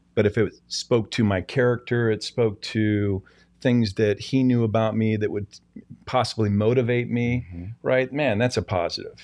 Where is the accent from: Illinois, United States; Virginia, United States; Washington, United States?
Washington, United States; Seattle; moved away; I grew up in Seattle, Washington